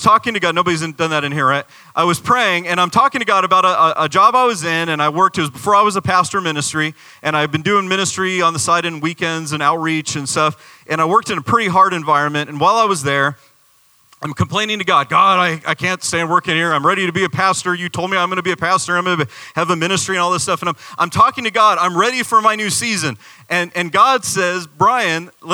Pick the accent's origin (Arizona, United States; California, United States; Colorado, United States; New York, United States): Arizona, United States; now in Florida, United States; I'm from Arizona.